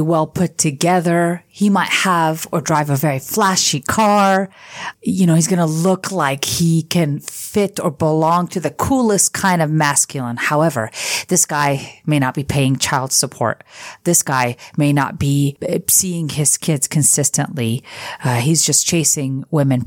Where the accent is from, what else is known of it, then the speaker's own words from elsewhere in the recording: California, United States; I grew up in California